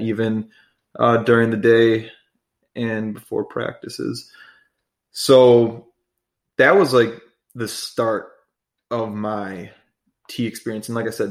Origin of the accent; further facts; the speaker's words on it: Chicago, Illinois, United States; I grew up in the Chicagoland area and went to high school there